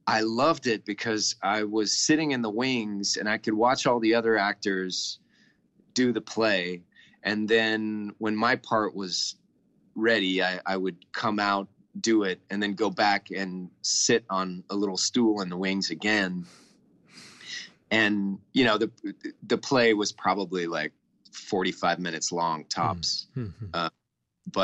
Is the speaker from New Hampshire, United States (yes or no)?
no; Texas, United States; I'm from Texas. I've only been out of the state once, and that's to go to California